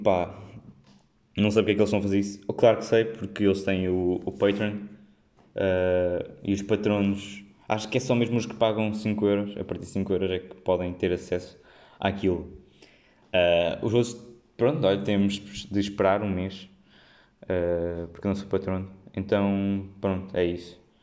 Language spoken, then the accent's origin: Portuguese; Figueira da Foz, Coimbra District, Portugal; moved away as an adult; now in Lisbon, Portugal; quando saí da Figueira também, também, também foi se calhar mais, porque tinha estado sempre lá na Figueira e ir para uma grande cidade